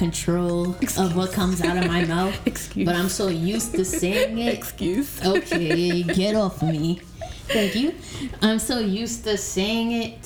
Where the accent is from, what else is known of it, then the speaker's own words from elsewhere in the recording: New York City, New York, United States; now in Florida, United States; I am from New York, St. Albans to be exact, Queens